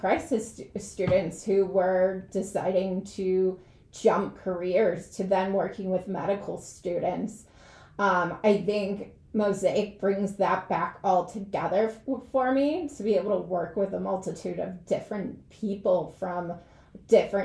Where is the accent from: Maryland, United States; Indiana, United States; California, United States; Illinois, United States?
Illinois, United States; Chicago; moved away; I went to a public school on the south side of Chicago